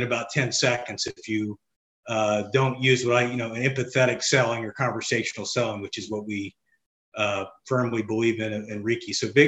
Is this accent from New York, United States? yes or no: no; Bloomington, Indiana, United States; now in Elmhurst, United States; Grew up in, Bloomington, Indiana.